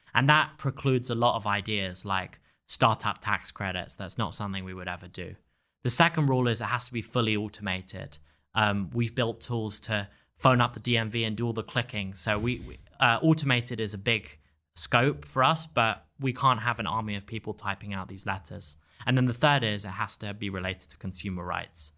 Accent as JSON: {"language": "English", "region": "England", "country": "United Kingdom", "tie": "born or raised there", "also_born_or_lived": "Stanford, California", "moved": "as an adult", "lives_now": "Miami, United States", "said": "I was a high school student in England"}